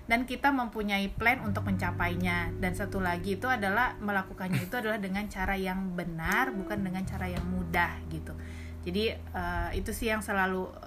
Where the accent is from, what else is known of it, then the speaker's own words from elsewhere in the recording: Gorontalo, Indonesia; saya asalnya dari